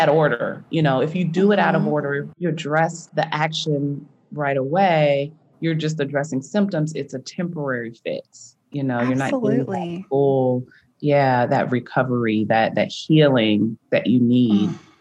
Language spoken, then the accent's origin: English; United States; growing up in America